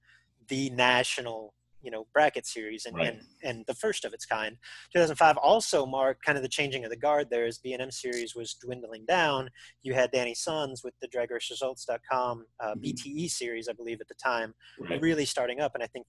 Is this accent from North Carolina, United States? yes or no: no; Kennedale, Texas, United States; growing up around Kennedale